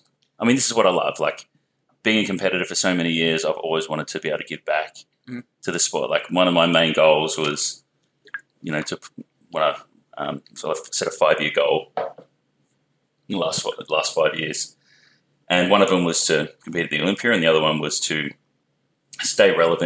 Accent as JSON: {"language": "English", "town": "Melbourne", "region": "Victoria", "country": "Australia", "also_born_or_lived": "Perth, Western Australia", "said": "I come from Melbourne."}